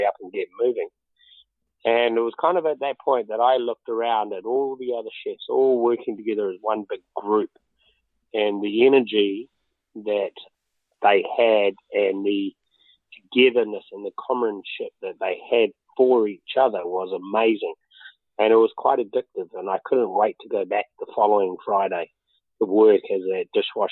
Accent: Auckland, New Zealand; moved away as an adult; also born or lived in London; I was brought up in West Auckland, born in an area called Massey, and then I was on a poultry farm. And then when we were 10, we moved to Henderson Valley, so West Auckland all my life

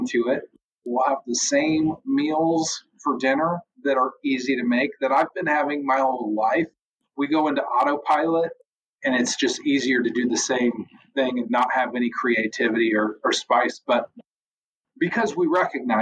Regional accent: United States; also born or lived in Missouri; I'm an American.

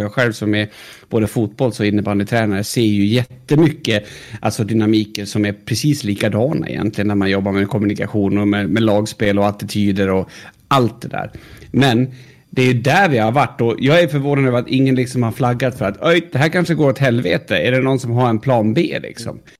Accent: Sweden; vill liksom inte säga att jag är svensk

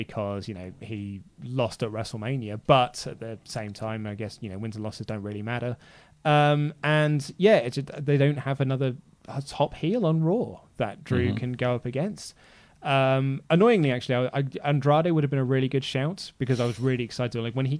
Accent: Ireland; One more thing, Ollie, please use a Guinness glass. It looks wrong. I'm Irish.

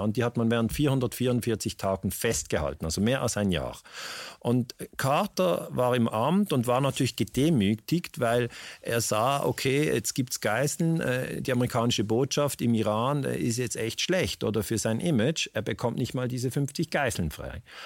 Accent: Switzerland; wir in der Schweiz

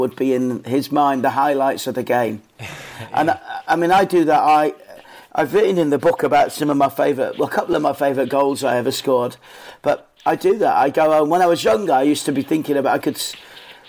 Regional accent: Leeds, Yorkshire and the Humber, United Kingdom; I grew up in Leeds

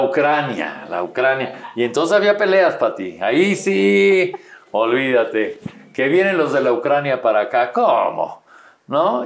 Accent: Mexico City, Mexico; Y ahí, ahí fue donde nací, pero soy chilango.

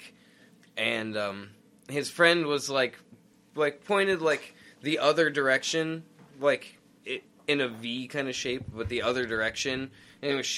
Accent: United States; We're American.

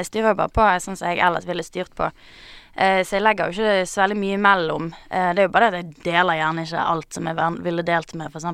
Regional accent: Bergen, Vestland, Norway; Det er greit jeg er fra Bergen, ja.

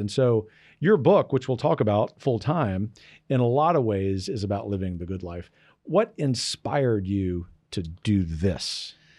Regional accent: Gulf Coast, Louisiana, United States; moved away; an outdoor outfitter in my hometown in the Gulf Coast

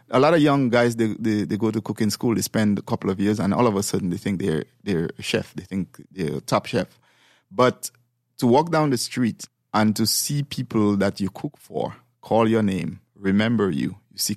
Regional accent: St. Lucia; moved away; Well, actually, I came from St. Lucia over here maybe like 26, 27 years ago.

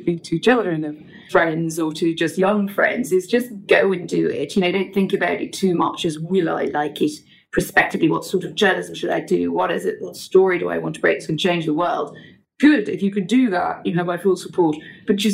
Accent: northwest Durham, North East England, United Kingdom; moved away as an adult; now in London, United Kingdom; I grew up in northwest Durham, about 12 miles outside Durham, so rural, former mining community.

